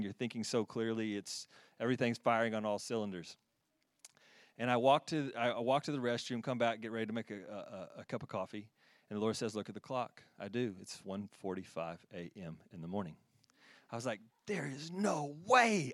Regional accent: Texas, United States; moved away; I'm from Texas. Yeah, from Texas

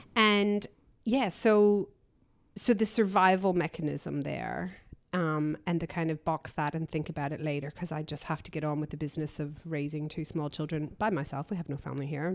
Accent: Canada; also born or lived in Belfast, Northern Ireland / London; grew up in Canada. We exiled to Canada in the seventies when I was a baby

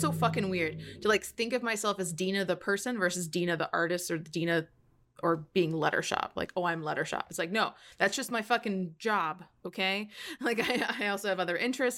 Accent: United States; accent: American; As an American, I'm just like, it's American accent

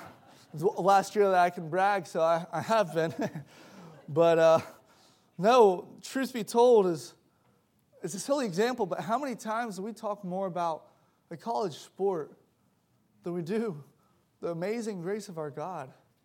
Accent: South Africa; I grew up in South Africa for about 6 years of my life.

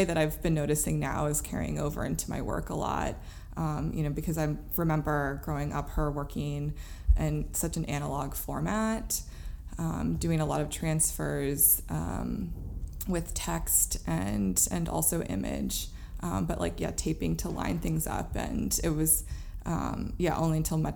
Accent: Germantown, Maryland, United States; moved away as an adult; also born or lived in Baltimore, Maryland; now in New York, United States; I grew up in Maryland, in a very suburban neighborhood. It was the Gaithersburg, Germantown area

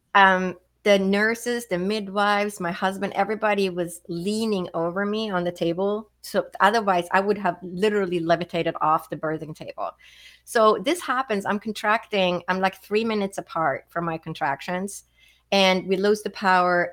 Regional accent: Stockholm, Stockholm County, Sweden; moved away as an adult; now in United States; I grew up in Sweden, so I didn't move to the United States until I was 21.

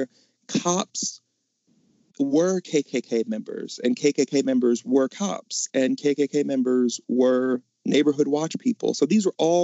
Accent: Mississippi, United States; We're from Mississippi

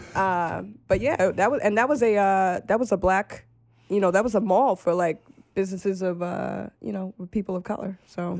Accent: New York City, New York, United States; I grew up um in the Bronx and in Harlem

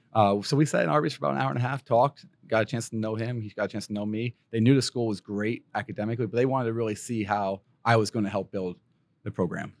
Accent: Pennsylvania, United States; moved away; I grew up in Pennsylvania

